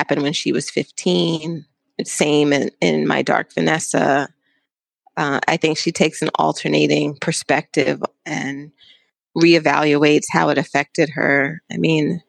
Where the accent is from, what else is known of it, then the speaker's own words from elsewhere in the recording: New York, United States; I was from New York